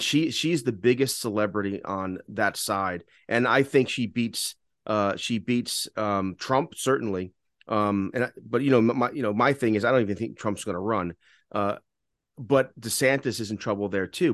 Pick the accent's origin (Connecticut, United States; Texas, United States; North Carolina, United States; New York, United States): New York, United States; New York City; growing up in New York, we always had a gas stove